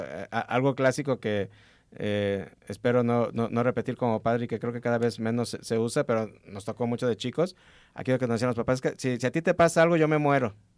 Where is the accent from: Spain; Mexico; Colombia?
Mexico; aquí como mexicanos y como un país altamente religioso